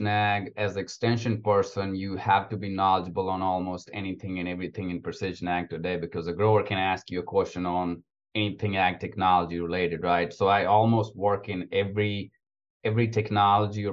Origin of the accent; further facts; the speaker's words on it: India; moved away as an adult; also born or lived in Alabama, United States / Iowa, United States; now in Georgia, United States; I'm actually from India. So I grew up on a very small family farm back in India.